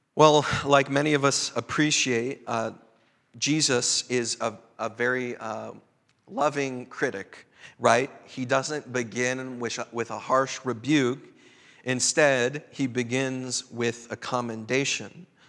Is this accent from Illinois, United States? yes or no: yes; Chicago, Illinois, United States; also born or lived in Twin Cities, Minnesota; now in Bellingham, United States; My own cultural sensibilities growing up in Chicago, coming of age in the Twin Cities